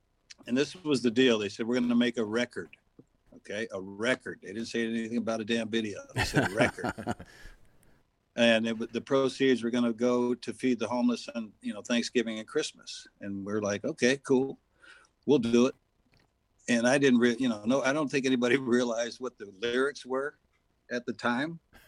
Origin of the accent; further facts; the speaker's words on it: San Jose, California, United States; moved away; I grew up in San Jose, California. So it was a hell of a lot different back in the 60s and early 70s before I left. So it was a nice place to grow up, but I'm glad I'm out.